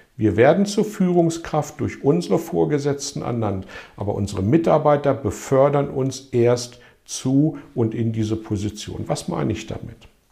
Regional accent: Hanover, Lower Saxony, Germany; in meiner Heimatstadt Hannover

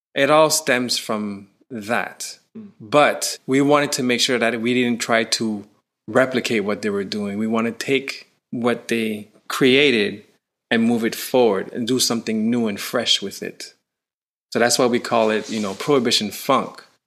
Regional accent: Canada; I'm from Canada, but even Canada, we're heavily influenced by the U.S.

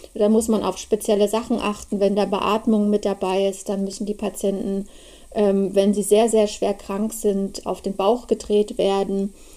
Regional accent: Markkleeberg, Saxony, Germany; moved away as an adult; also born or lived in Leipzig; now in Berlin, Germany; ich komme eigentlich ursprünglich aus Leipzig. Ich bin ein Ossi. Da bin ich geboren

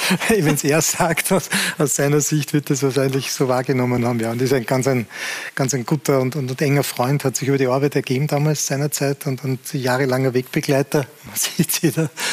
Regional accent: Salzburg, Austria; als Salzburger

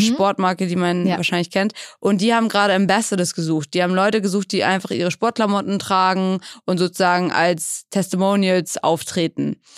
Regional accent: Schleswig-Holstein, Germany; also born or lived in England; now in Hamburg, Germany; Gebürtig aus England, und dann aufgewachsen in Schleswig-Holstein, so 45 Minuten von Hamburg

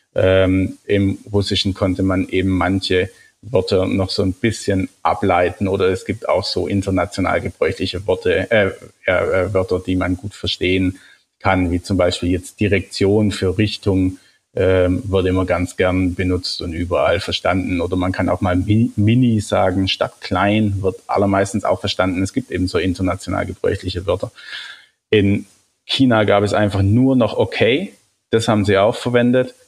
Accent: Germany; als, als Deutscher

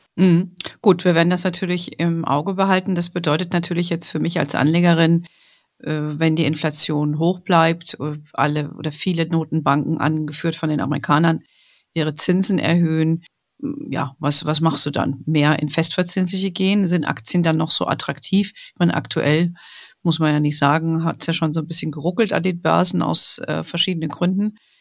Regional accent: Germany

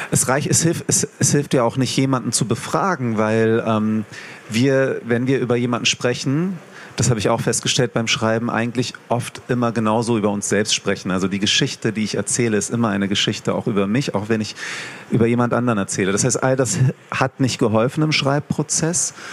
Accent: Hanover, Lower Saxony, Germany; Ich komme ja aus Hannover, in Hannover Veranstaltungen organisiert habe.

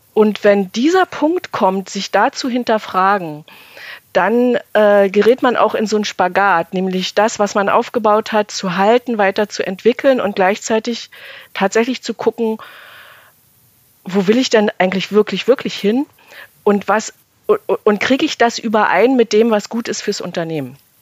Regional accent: Germany; aufgewachsen in der DDR

